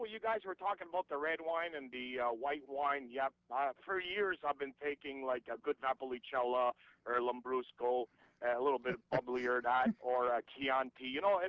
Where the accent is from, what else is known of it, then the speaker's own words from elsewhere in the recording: Montreal, Quebec, Canada; I'm from Montreal. Paid my studies as working as a chef, and I got a transport company in Montreal. And, of course, my mom was French, and my father was Italian.